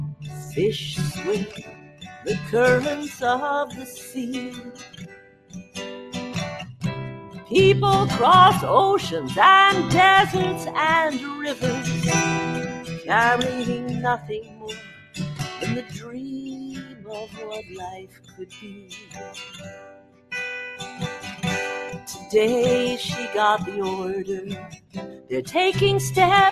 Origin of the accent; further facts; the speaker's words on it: Dallas, Texas, United States; I'm from Dallas